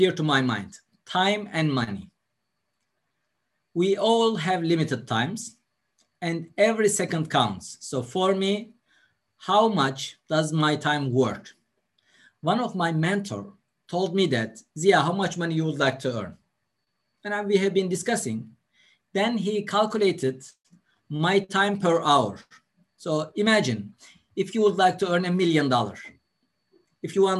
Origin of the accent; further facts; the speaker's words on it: Turkey; also born or lived in London, United Kingdom / Dubai, United Arab Emirates; I was born in a village where there is no water, no electricity, no roads